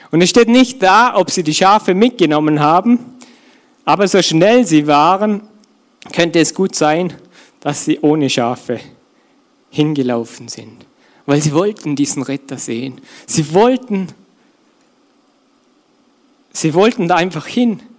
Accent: Austria; Bei uns in Österreich wird man wahrscheinlich eh, kennt man eher den Almhirten

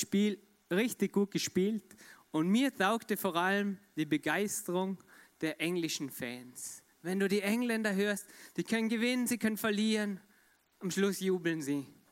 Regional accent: Austria; Ich komme aus Österreich.

